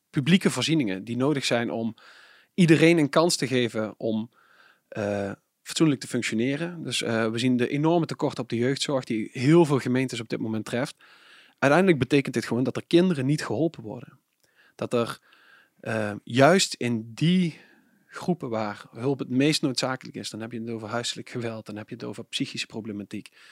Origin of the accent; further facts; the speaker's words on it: Venlo, Limburg, Netherlands; ik kom uit Venlo, ik ben een Venlo's eh, provinciale statenlid